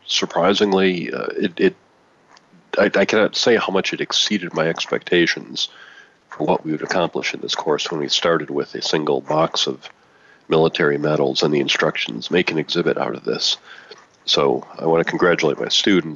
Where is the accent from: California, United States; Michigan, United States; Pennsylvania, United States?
Michigan, United States; Detroit; moved away; the Detroit Red Wings are doing, my hometown team